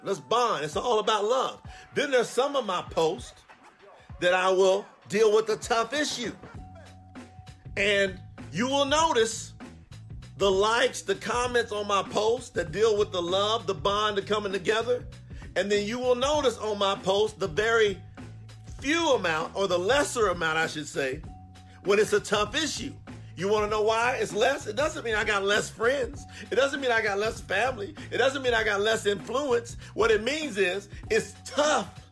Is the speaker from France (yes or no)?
no; Kentucky, United States; I'm from Kentucky. Grew up right next to a railroad track